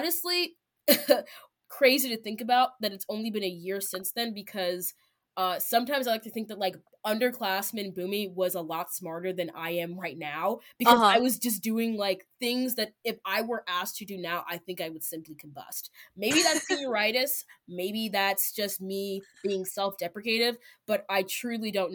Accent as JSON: {"language": "English", "town": "Baltimore", "region": "Maryland", "country": "United States", "tie": "born or raised there", "also_born_or_lived": "Anne Arundel County, Maryland", "said": "So I grew up in Baltimore, where I grew up in, like, a predominantly immigrant community. I'm first generation American"}